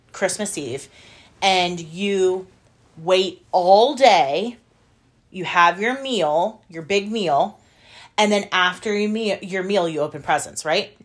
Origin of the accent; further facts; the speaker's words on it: United States; as an American